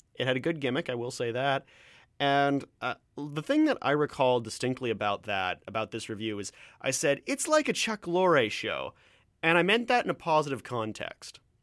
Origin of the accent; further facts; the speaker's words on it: Ontario, Canada; accent: Canadian; moved away; I'm from Ontario